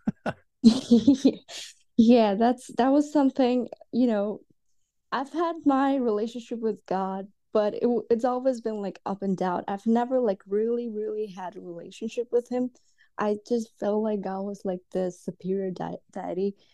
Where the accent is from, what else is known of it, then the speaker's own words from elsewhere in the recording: Dubai, United Arab Emirates; also born or lived in India; now in United States; I was actually born in India, and then, uh, we moved to Dubai when I was, like, six or seven, and I was basically raised in Dubai